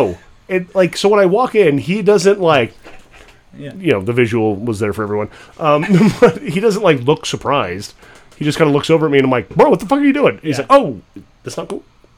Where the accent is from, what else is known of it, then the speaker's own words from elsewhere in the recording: United States; I was renting a house up in the White Mountains, my hometown